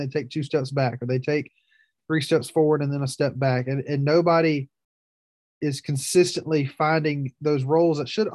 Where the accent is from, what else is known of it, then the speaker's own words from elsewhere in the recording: Southern United States, United States; accent: Southern; I feel like I sound extra Southern today